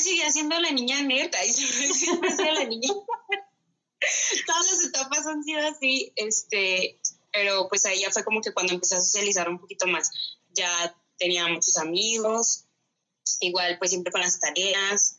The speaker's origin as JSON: {"language": "Spanish", "town": "Ciudad Juárez", "region": "Chihuahua", "country": "Mexico", "tie": "born or raised there", "moved": "yes", "lives_now": "Chihuahua, Mexico", "said": "Yo nací aquí en Chihuahua, Chihuahua, pero crecí la mayor parte del tiempo en Ciudad Juárez y luego ya me regresé aquí a Chihuahua."}